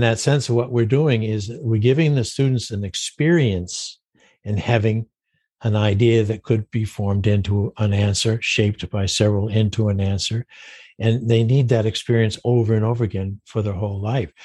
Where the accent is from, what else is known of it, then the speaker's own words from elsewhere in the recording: Maine, United States; I grew up in Maine